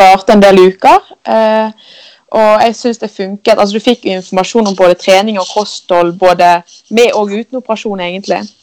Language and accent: Norwegian; Askøy, Vestland, Norway; kommer jeg fra fra Askøy som ligger rett utenfor Bergen.